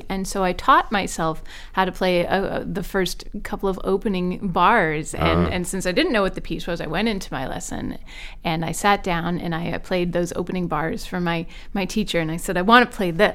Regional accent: South Charleston, West Virginia, United States; the public schools where I grew up in South Charleston, West Virginia.

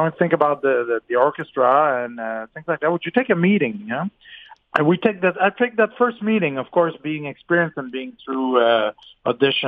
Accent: Canada; being Canadian

